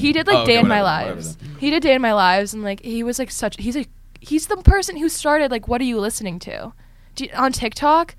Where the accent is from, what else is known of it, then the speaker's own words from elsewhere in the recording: Connecticut, United States; I'm from Connecticut.